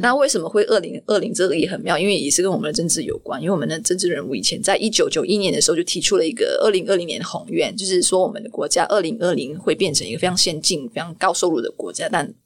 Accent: Malaysia; moved away as an adult; also born or lived in Kuala Lumpur, Malaysia; now in Taiwan; 我来自马来西亚

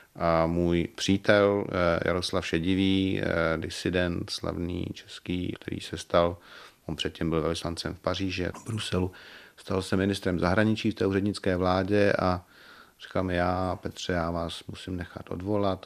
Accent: České Budějovice, South Bohemian Region, Czechia; moved away; also born or lived in Prague; Já jsem se tam narodil v porodnici

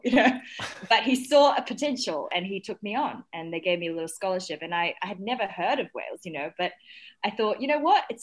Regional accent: New Zealand; also born or lived in Shanghai, China; when I was five, I moved to New Zealand with my family from, you know, we moved from Shanghai

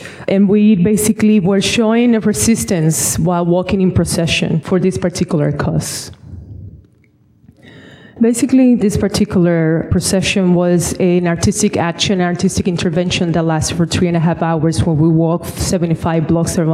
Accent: Dominican Republic; also born or lived in Bronx, New York; now in New York, United States; growing up in the Dominican Republic

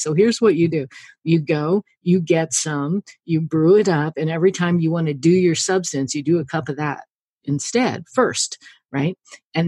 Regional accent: the Ozarks, United States; I grew up in the Ozarks and we were kind of farmy, horsey people

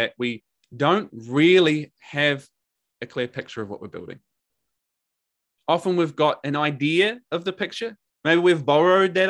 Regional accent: New Zealand; accent: Kiwi; my Kiwi accent

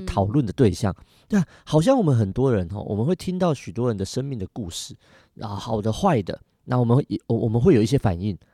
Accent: Taiwan; 我们台湾人很特别

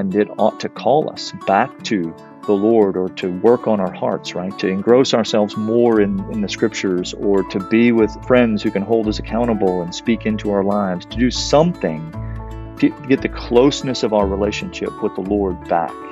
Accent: South Louisiana, United States; I grew up in South Louisiana, uh, here in the United States

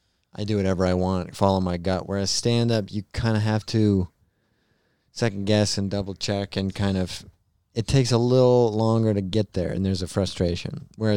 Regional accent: Utah, United States; born or raised there

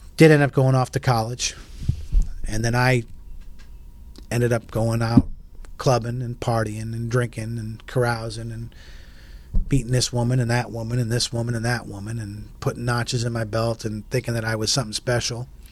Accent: New England, United States; moved away as an adult; also born or lived in Texas / Oklahoma City / Pensacola; I come from New England and we're cocky, we're arrogant and confident

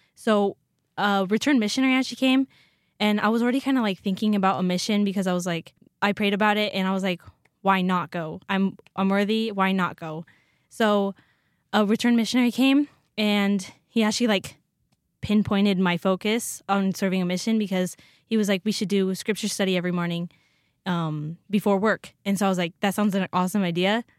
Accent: Oroville, Washington, United States; now in Rexburg, United States; I'm from Orville, Washington. It's North Central

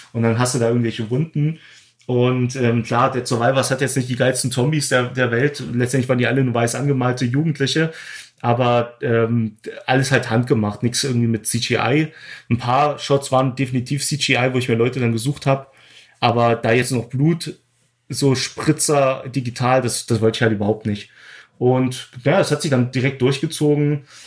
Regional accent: Glauchau, Saxony, Germany; moved away as an adult; now in Berlin, Germany; ich habe in Klauchau gedreht, meine Heimatstadt

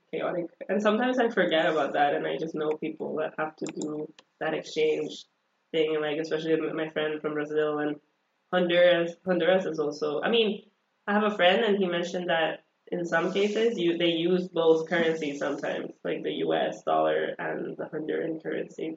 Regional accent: El Salvador; first language Spanish; English is a second language; now in United States; I was born and raised in El Salvador

